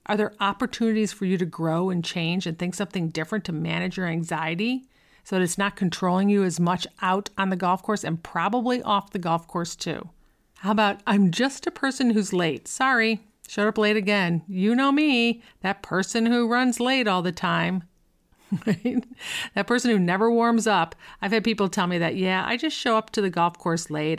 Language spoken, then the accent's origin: English; Buffalo, New York, United States; I grew up in Buffalo